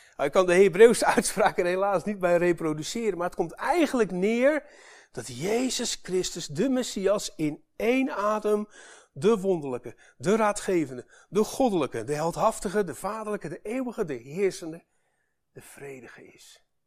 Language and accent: Dutch; Netherlands; wij als Nederlanders